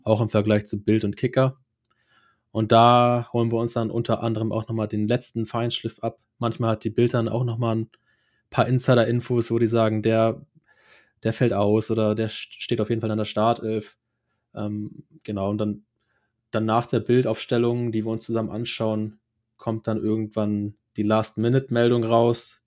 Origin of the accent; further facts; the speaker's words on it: Schleswig-Holstein, Germany; moved away as an adult; also born or lived in Cologne; ich komme ursprünglich aus Schleswig-Holstein